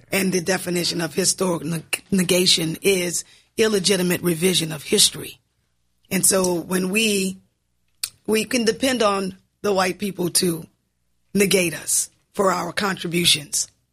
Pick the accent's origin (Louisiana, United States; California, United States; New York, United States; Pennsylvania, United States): Louisiana, United States; New Orleans; moved away; I am, uh, born and raised in New Orleans. I just moved back to, uh, New Orleans in twenty eighteen.